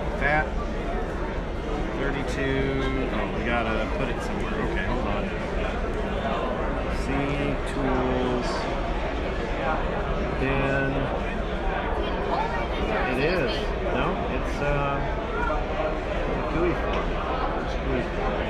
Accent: Kenosha, Wisconsin, United States; Kenosha, Wisconsin.

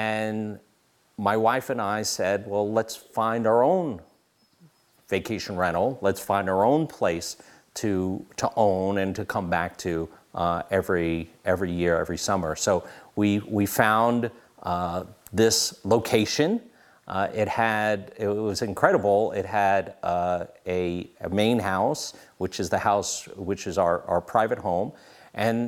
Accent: New York City, New York, United States; moved away; also born or lived in Wayne County, Pennsylvania; we're from New York City

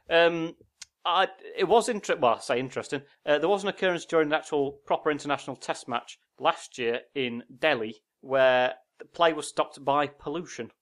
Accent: Yorkshire and the Humber, United Kingdom; we're from Yorkshire

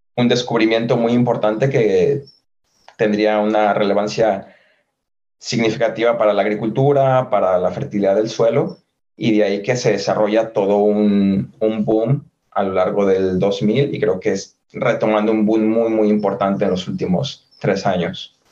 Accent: San Francisco del Rincón, Guanajuato, Mexico; moved away as an adult; also born or lived in Guadalajara / Madrid; now in Limerick, Ireland; Soy mexicano, nacido en la ciudad de San Francisco de Rincón, en el estado de Guanajuato

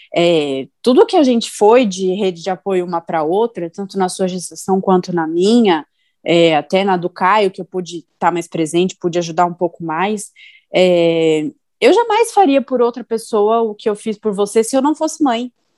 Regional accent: São Paulo, Brazil; moved away as an adult; now in Indaiatuba, Brazil; eu sou de São Paulo, né? Eu moro em Dayatuba há três anos

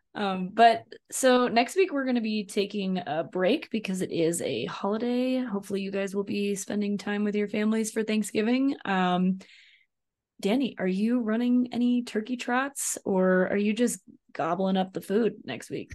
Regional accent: Arkansas, United States; moved away; I grew up in Arkansas

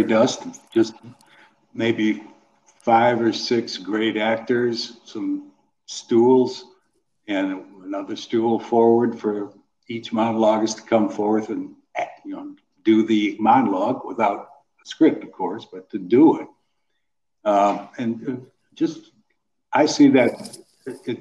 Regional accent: Wilmette, Illinois, United States; moved away as an adult; also born or lived in Chicago / Michigan / California; I grew up with Bill Murray, actually, in both in grade school and high school in Wilmette, Illinois. And left there in 1968 to go to college

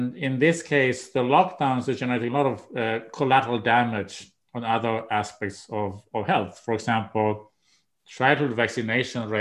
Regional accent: Umeå, Västerbotten County, Sweden; moved away as an adult; also born or lived in Washington, D.C. / Maryland; now in United States; that's my hometown too

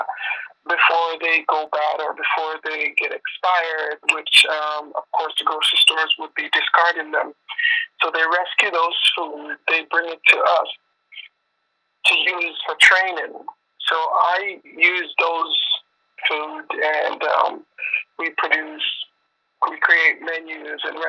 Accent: Jamaica; now in Toronto, Canada; Jamaican is my hometown

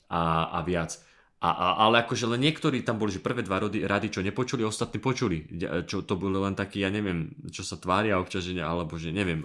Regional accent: Dubnica nad Váhom, Trenčín Region, Slovakia; also born or lived in Bratislava; som bližšie z Bratislavy k Žiline z Dubnice

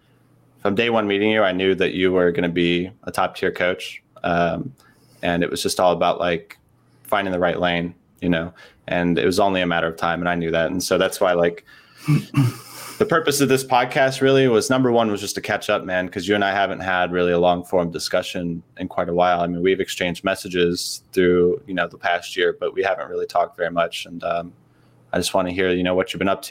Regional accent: United States; I'm American

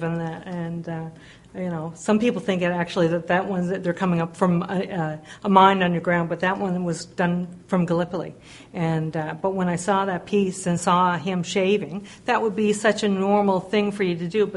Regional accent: South Shore of Nova Scotia, Canada; now in Corner Brook, Canada; In the South Shore of Nova Scotia.

